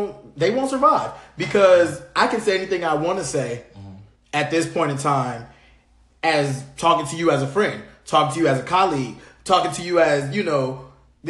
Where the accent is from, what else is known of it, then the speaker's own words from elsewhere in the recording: Compton, California, United States; I was born and raised in California.